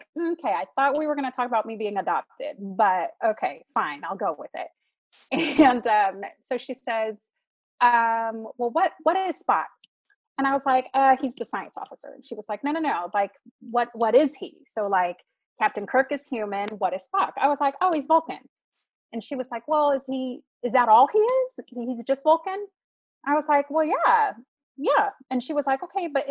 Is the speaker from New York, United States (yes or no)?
no; Sacramento, California, United States; also born or lived in Florida; I came back home to Sacramento